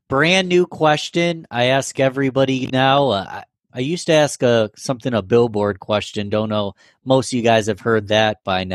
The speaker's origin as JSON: {"language": "English", "town": "Rochester", "region": "New York", "country": "United States", "tie": "born or raised there", "said": "I'm from Rochester, born and raised, but so much respect for Buffalo, you know?"}